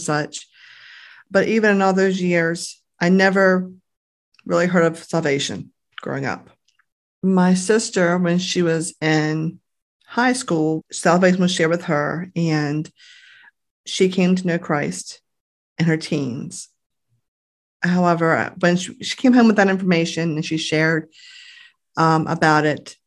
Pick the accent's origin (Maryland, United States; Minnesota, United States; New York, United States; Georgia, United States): Maryland, United States; Grasonville; I grew up in Graysonville, I guess probably about a half hour or so from here